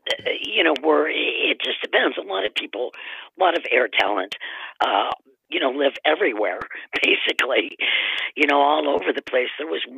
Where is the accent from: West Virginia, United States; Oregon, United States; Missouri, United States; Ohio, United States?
Ohio, United States; Cleveland; also born or lived in Massachusetts; Well, my dad, I moved with my mom and dad. I'm an only child, and he got a position in Cleveland, and we moved there.